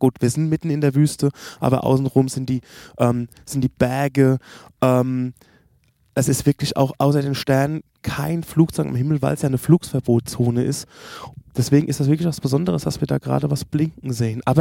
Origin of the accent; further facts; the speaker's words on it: Germany; Und ja, ah, wir kommen aus Deutschland, das übliche Tete-a-Tete, was wir machen, Roadtrip